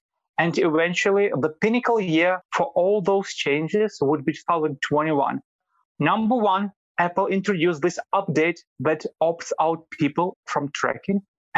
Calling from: Vilnius, Lithuania; I'm calling from Vilnius, Lithuania.

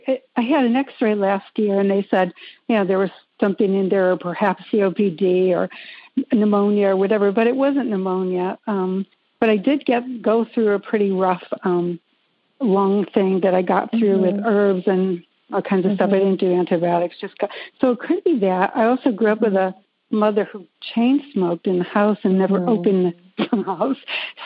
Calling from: North Carolina, United States; North Carolina, not too far from you.

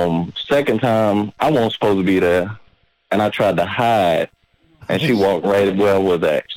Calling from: Virginia, United States; I'm …. I'm from Virginia.

